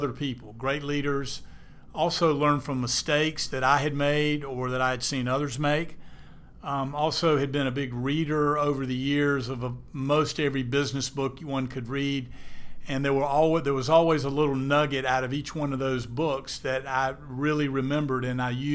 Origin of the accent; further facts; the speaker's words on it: Eastern North Carolina, United States; I grew up in Eastern North Carolina, went to public schools